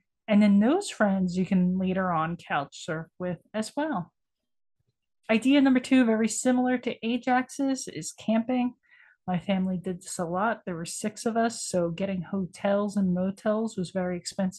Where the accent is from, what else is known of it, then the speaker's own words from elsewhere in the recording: United States; I'm American